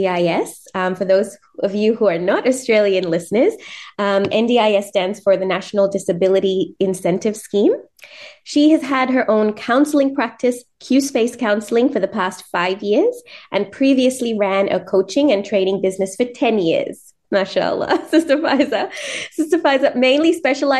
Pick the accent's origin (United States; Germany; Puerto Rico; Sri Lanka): Sri Lanka; I'm brown, you know, Sri Lankan born.